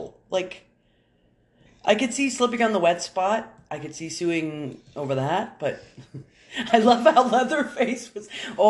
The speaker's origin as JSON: {"language": "English", "country": "Canada", "said": "because we're Canadian"}